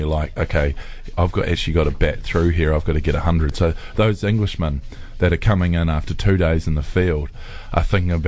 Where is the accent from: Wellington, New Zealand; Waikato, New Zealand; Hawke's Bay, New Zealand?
Waikato, New Zealand; Hamilton; I'm from Hamilton